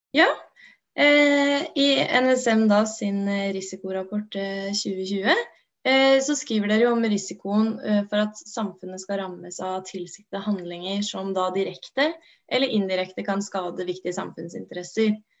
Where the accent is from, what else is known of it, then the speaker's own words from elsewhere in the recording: Oslo, Norway; moved away; also born or lived in Gjøvik; jeg er opprinnelig fra Oslo